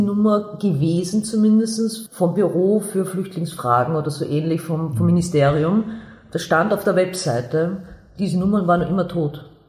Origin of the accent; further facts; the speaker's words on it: Vienna, Austria; ich bin aus Wien, ich bin aus der hm. Josefstadt, ich lebe noch immer in der Josefstadt